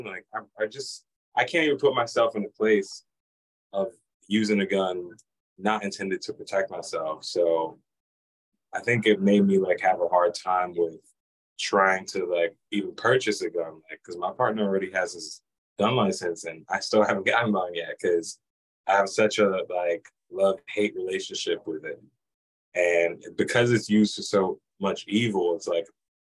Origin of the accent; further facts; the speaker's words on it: New York, United States; now in Lehigh Valley, United States; I grew up in New York